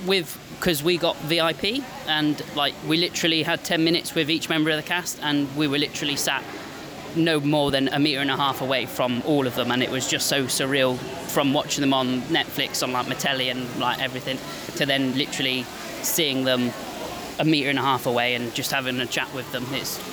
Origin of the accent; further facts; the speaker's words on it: England, United Kingdom; I'm from England.